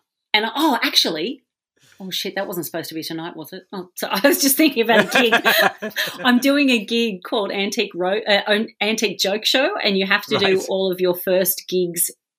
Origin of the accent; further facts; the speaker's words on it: Australia; Being Australian, we take culture from both of those and ignore our indigenous culture.